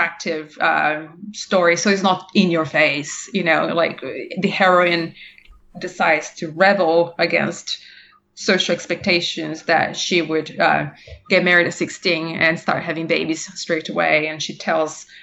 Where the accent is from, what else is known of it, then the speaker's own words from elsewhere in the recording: Brazil; moved away; I'm from Brazil originally